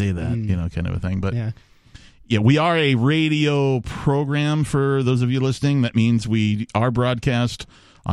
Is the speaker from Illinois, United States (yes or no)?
no; Wisconsin, United States; growing up in Wisconsin